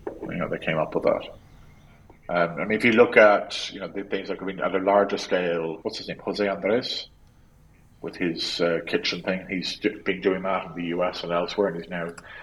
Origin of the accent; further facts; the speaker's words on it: Cork, Munster, Ireland; moved away; I'm from Cork originally, I'm very Cork